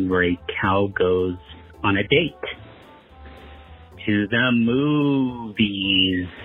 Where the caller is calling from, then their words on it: Aurora, Illinois, United States; This is … at Aurora, Illinois.